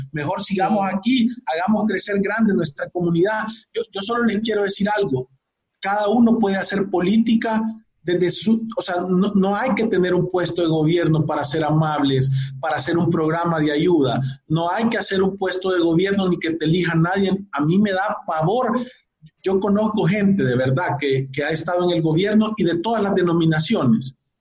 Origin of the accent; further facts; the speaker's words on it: El Salvador; Nosotros como salvadoreños